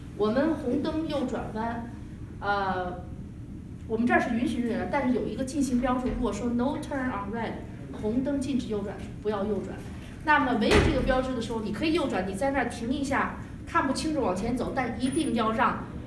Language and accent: Chinese; China; now in United States; 因为我们中国人没有翻译，吃了很多的亏